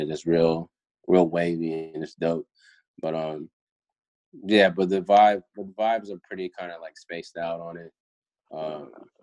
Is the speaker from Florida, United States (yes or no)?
yes; Florida, United States; moved away; I'm from Florida, you know, like originally.